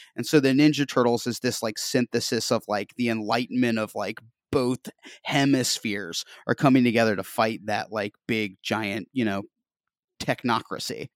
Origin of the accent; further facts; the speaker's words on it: Northwest Georgia, United States; moved away as an adult; also born or lived in Nashville / New York; I'm from Northwest Georgia